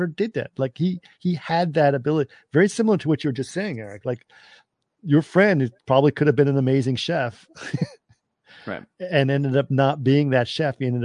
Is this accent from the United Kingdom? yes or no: no; Cairo, Cairo Governorate, Egypt; when I was growing up in Cairo